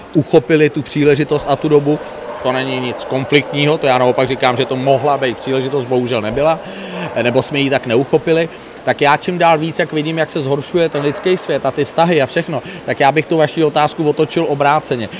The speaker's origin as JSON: {"language": "Czech", "region": "Prague", "country": "Czechia", "tie": "born or raised there", "moved": "as an adult", "lives_now": "Kokořín area, Czechia", "said": "já byť jsem původně rodilej Pražák a byl jsem typický Pražák"}